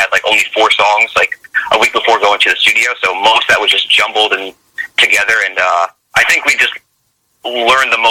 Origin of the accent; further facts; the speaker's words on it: Union, New Jersey, United States; central Jersey. We're all from like different areas. Like I'm from Union, so that's like central, right by the airport, by Newark Airport.